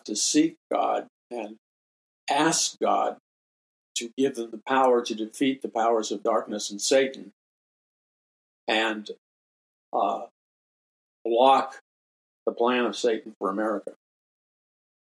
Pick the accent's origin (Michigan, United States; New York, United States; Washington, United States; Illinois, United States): New York, United States; New York City; growing up in New York City